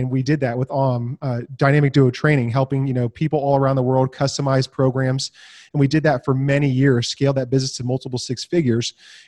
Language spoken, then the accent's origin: English; Santa Rosa, California, United States; born and raised in California. So right 45 minutes out of San Francisco. It's called Sonoma County, Santa Rosa, beautiful place.